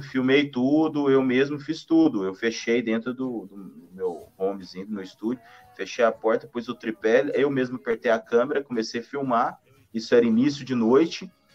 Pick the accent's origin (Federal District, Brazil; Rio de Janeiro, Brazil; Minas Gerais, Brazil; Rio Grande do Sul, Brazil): Minas Gerais, Brazil; Triângulo Mineiro; moved away; also born or lived in Goiânia / Brasília / Tocantins / São Paulo; eu de, de, de Minas, do, do, Triângulo Mineiro, vindo para Goiânia, Brasília e entrando cada vez mais para o norte